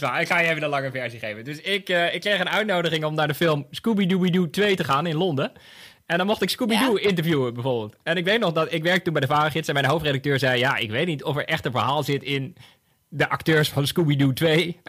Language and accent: Dutch; Bunnik, Utrecht, Netherlands; Want ik kom ook uit Bunnik